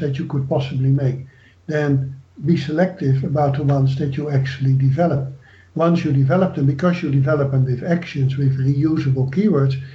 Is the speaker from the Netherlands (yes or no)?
yes; Netherlands; moved away; I am from the Netherlands